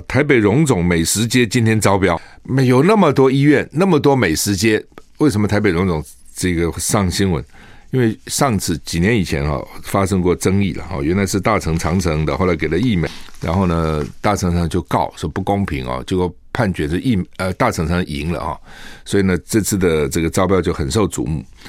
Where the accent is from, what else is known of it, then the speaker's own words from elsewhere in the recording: Taiwan; 我们台湾人哈染疫的不多